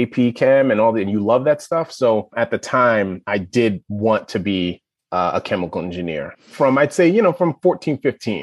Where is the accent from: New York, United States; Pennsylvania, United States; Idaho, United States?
New York, United States; New York City; moved away as an adult; also born or lived in Evanston, Illinois; now in Chapel Hill, United States; I am born and raised in Brooklyn, New York.